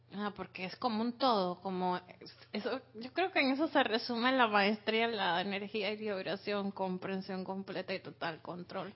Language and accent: Spanish; Costa Rica; moved away; yo que me crié en dos países, me crié aquí en Costa Rica